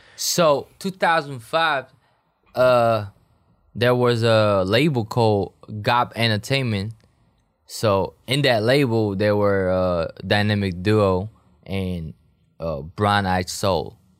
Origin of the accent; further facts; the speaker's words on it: South Korea; moved away as an adult; also born or lived in Hawaii; now in Los Angeles, United States; I'm from Korea, but I'm not hundred percent Korean